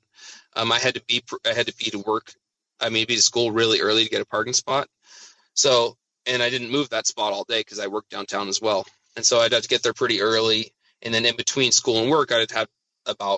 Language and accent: English; Spokane, Washington, United States; also born or lived in Seattle; So I grew up in Spokane. This is Yeah, and I've pretty much lived here my whole life